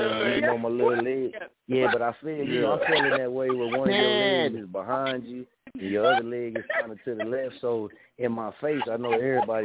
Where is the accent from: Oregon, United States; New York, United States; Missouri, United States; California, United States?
Missouri, United States; I'm from Missouri, you know what I mean? We from here